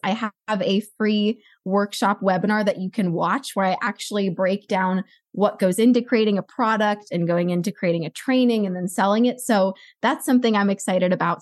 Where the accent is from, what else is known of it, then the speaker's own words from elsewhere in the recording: Los Angeles, California, United States; I grew up in Los Angeles